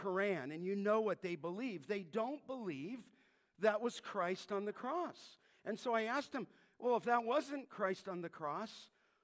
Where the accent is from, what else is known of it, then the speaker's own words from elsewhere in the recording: California, United States; I'm from California.